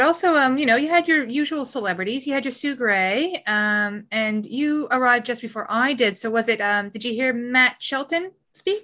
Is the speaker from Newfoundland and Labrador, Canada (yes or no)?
yes; Gander, Newfoundland and Labrador, Canada; now in New Zealand; I grew up in a small eastern province in Canada called Newfoundland. And in particular, I, um, spent a lot of formative years in a military town called Gander.